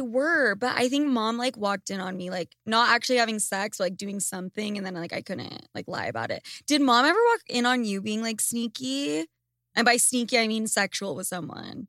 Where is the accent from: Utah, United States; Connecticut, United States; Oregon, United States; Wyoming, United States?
Utah, United States; Salt Lake City; Lucas and I grew up in Salt Lake City, Utah